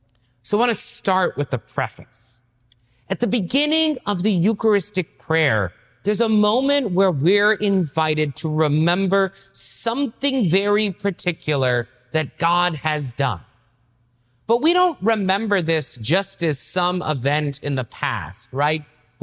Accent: the South, United States; So I grew up in the South myself, and I didn't know how to pray.

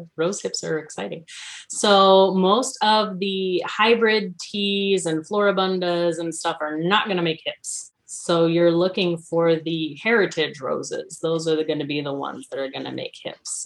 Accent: New Braunfels, Texas, United States; moved away; I'm from South Texas originally, uh, New Braunfels, between San Antonio and Austin

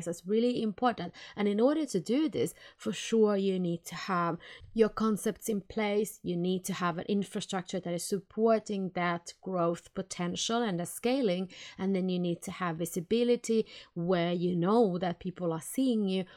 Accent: Helsinki, Uusimaa, Finland; now in Sweden; I come from Helsinki, Finland

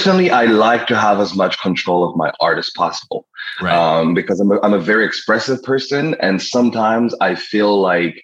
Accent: Rwanda; also born or lived in Toronto, Canada; now in Montreal, Canada; I was born and raised in Rwanda

